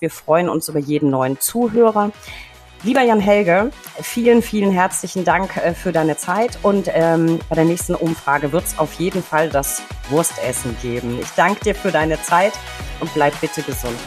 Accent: Franconia, Germany; als Franke

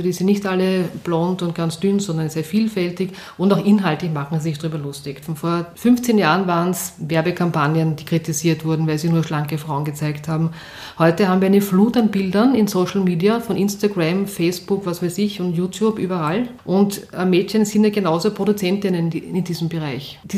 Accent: Vienna, Austria; ich bin in Wien aufgewachsen, in Atzgersdorf und bin jeden Tag mit der Schnellbahn in den, zum Matzensdorfer Platz gefahren, weil dort war meine Schule.

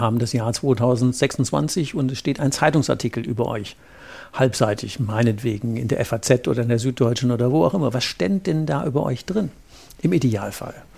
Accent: Rhineland, Germany; bei uns im Rheinland

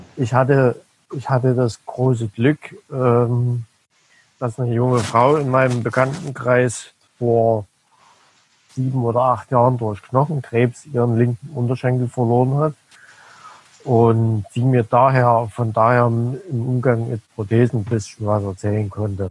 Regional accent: Dresden, Saxony, Germany; accent: Saxon; Ich komme aus Dresden

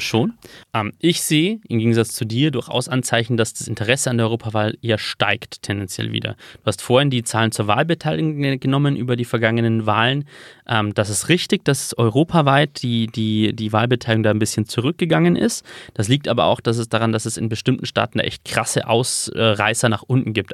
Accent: Regensburg, Bavaria, Germany; Regensburg, wo ich geboren bin

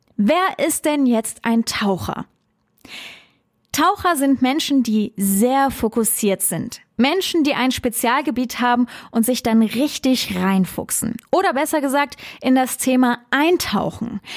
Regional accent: Trier, Rhineland-Palatinate, Germany; habe meine Heimatstadt Trier so geliebt

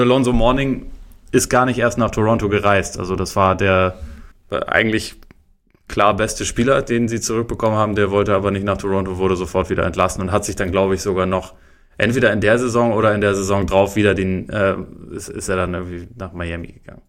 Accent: the South, Southern Germany, Germany; bei uns im Süden

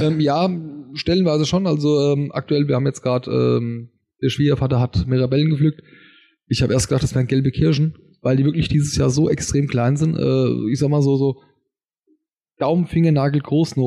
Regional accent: Wetterau, Hesse, Germany; bei uns in der Wetterau

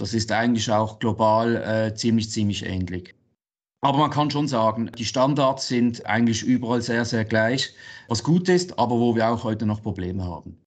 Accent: Basel, Basel-Stadt, Switzerland; Basel, meine Heimatstadt

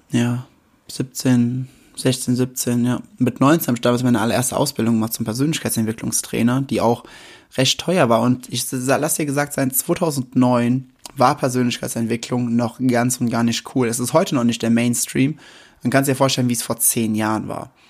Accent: Westerwald, Germany; aber ich komme mitten aus dem Westerwald und hier sind die Dinge ein wenig anders.

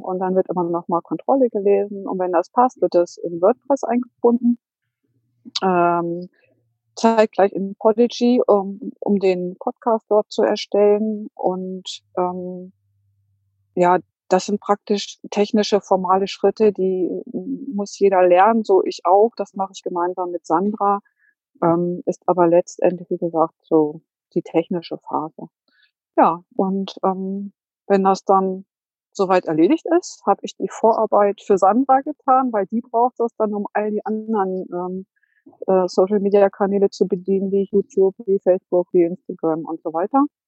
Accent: Hanover, Lower Saxony, Germany; Ich komme aus Hannover

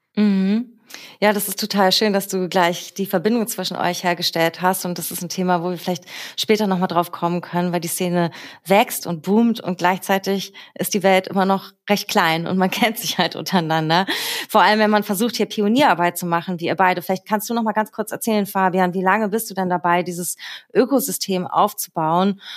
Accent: Berlin, Germany; aus meiner Heimatstadt und unserer schönen Hauptstadt Berlin

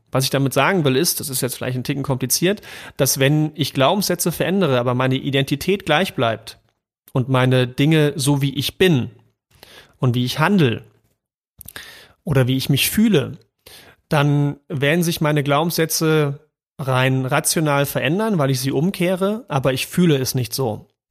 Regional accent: East Germany, Germany; ich bin ja im Osten geboren

